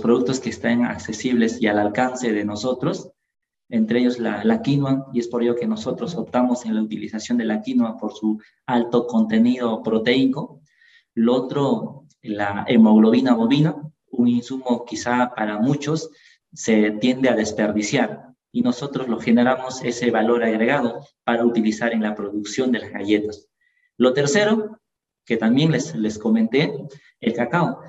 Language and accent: Spanish; Ayacucho, Peru; nosotros somos de Ayacucho